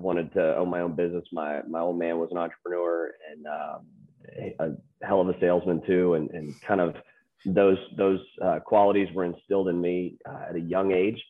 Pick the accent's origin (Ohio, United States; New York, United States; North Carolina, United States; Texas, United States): North Carolina, United States; Charlotte; moved away as an adult; Moved back to the Carolinas. We started having kids and wanted to raise them in the Carolinas, where I grew up in Charlotte.